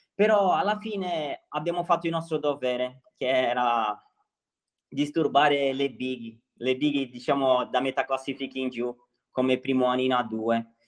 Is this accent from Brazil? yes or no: yes; Santos, São Paulo, Brazil; Italian is a second language; moved away as an adult; now in Sardinia, Italy; assomiglia molto al mio paese, qua il mare, io sono di Santos